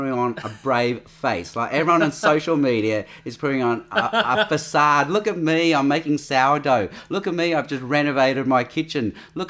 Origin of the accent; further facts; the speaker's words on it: Australia; with Asian Australians, we're called third culture people because you're not Asian, but you're not Australian. You're of a third culture.